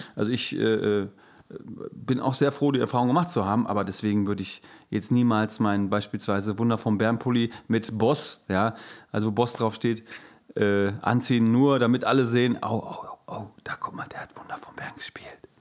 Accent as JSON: {"language": "German", "town": "Gelsenkirchen", "region": "North Rhine-Westphalia", "country": "Germany", "tie": "born or raised there", "moved": "yes", "lives_now": "Hamburg, Germany", "said": "von meiner Geburtsstätte, meiner Heimat Gelsenkirchen"}